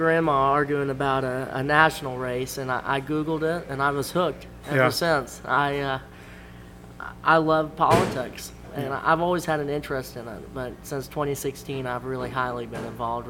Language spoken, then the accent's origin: English; Edgewater, Florida, United States; also born or lived in Daytona Beach, Florida; I was born in Daytona Beach, but I was brought home to Edgewater, of course.